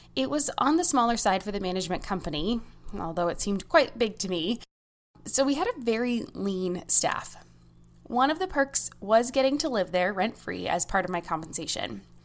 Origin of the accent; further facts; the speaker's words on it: United States; As an American